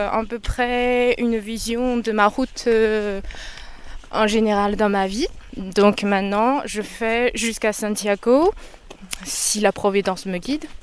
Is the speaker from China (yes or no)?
yes; China; moved away as an adult; now in France